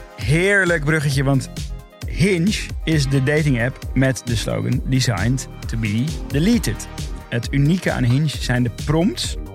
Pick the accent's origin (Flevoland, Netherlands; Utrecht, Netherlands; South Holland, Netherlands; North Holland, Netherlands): North Holland, Netherlands; Amsterdam; ik kom uit Noord